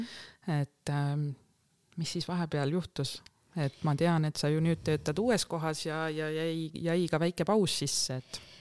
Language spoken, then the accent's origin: Estonian; Tartu, Tartu County, Estonia; põline tartlane